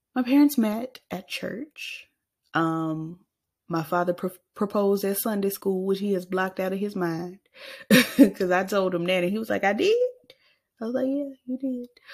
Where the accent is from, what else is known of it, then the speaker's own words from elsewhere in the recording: Arkansas, United States; I was born in the state, unfortunately, that Bill Clinton was born